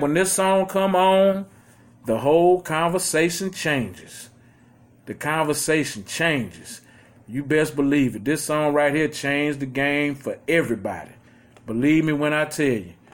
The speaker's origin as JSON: {"language": "English", "town": "Houston", "region": "Texas", "country": "United States", "said": "we are from Houston, Texas"}